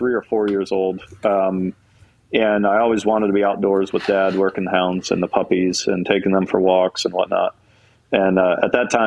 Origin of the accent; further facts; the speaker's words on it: Towanda, Pennsylvania, United States; moved away; I'm originally from Towanda, Pennsylvania, which is northeast Pennsylvania